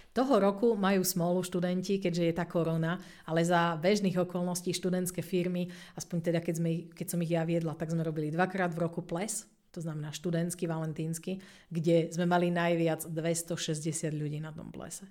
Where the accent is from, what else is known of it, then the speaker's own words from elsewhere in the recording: Slovakia; A my Slováci sme ešte dobrý tým vo svete, že na nás veľmi necítiť prízvuk, keď rozprávame po anglicky.